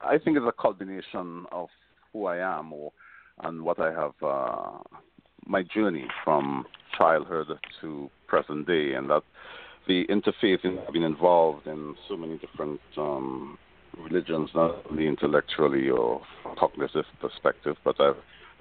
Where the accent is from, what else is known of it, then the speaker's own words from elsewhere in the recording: Trinidad & Tobago; moved away; I was born in Trinidad.